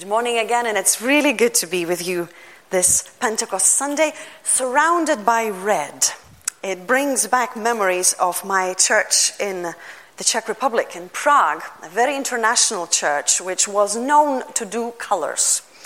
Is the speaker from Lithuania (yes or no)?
yes; Lithuania; first language Lithuanian; English is a second language; moved away; Many of you know I come from Lithuania